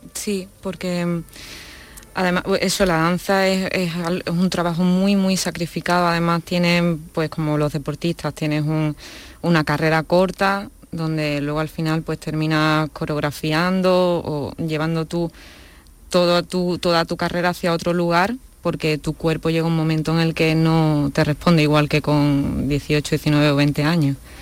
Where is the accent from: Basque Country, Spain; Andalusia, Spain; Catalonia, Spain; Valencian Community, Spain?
Andalusia, Spain; Seville; soy una chica sevillana que mm, nací en una familia de actores